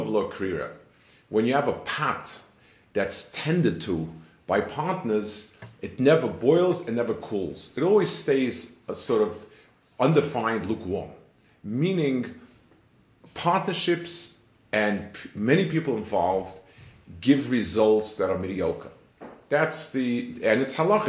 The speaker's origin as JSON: {"language": "English", "region": "New York", "country": "United States", "tie": "born or raised there", "also_born_or_lived": "Jerusalem, Israel", "moved": "as an adult", "lives_now": "Silver Spring, United States", "said": "I grew up in New York in the Lower East Side"}